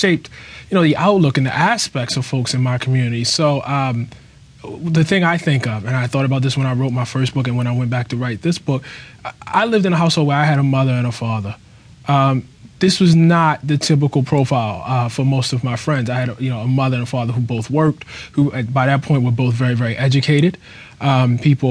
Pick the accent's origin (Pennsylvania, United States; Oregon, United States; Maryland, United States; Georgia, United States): Maryland, United States; Baltimore; I lived in a household in West Baltimore, a few different houses, but the one I remember, right across the street from Mundaman Mall